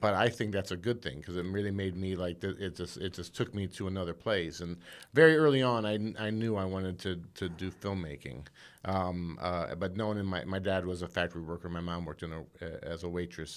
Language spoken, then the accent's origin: English; South Bend, Indiana, United States; moved away; I grew up in South Bend, Indiana